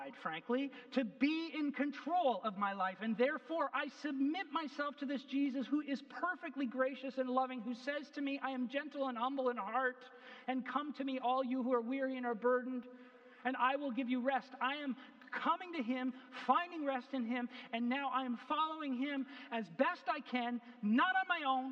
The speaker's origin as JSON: {"language": "English", "country": "Canada", "said": "I'm a Canadian"}